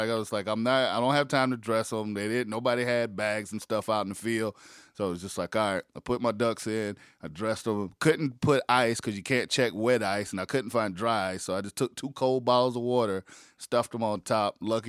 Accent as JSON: {"language": "English", "region": "South Carolina", "country": "United States", "tie": "born or raised there", "also_born_or_lived": "Connecticut / Massachusetts / Wisconsin", "moved": "yes", "lives_now": "Georgia, United States", "said": "I was born and raised in South Carolina, and, you know, mm-hmm. I've lived some everywhere. I've lived in Connecticut. I've lived in Massachusetts, lived in Wisconsin."}